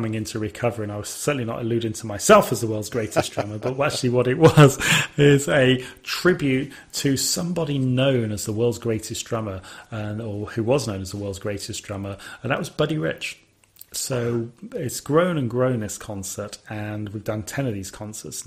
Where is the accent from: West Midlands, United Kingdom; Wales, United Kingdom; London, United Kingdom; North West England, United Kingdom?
West Midlands, United Kingdom; Sutton Coldfield; where I was born in Sutton Coldfield